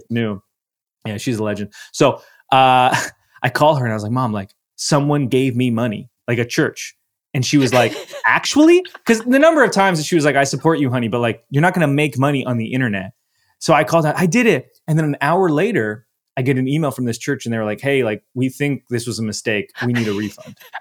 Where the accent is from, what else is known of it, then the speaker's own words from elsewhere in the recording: Canada; I'm Canadian, so we didn't have A O L Messenger. We had something, we had M S N Messenger in my country.